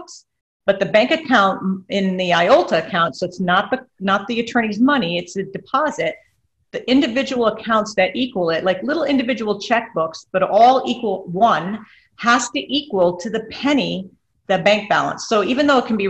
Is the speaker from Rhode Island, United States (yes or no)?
yes; Rhode Island, United States; now in Florida, United States; I'm from Rhode Island originally